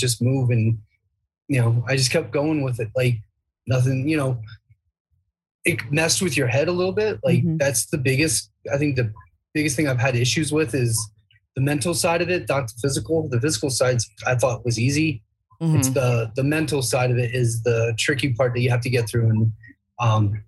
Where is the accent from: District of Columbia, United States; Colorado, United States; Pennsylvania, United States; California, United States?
Pennsylvania, United States; also born or lived in Virginia; now in Maine, United States; I grew up in Pennsylvania, lived in Virginia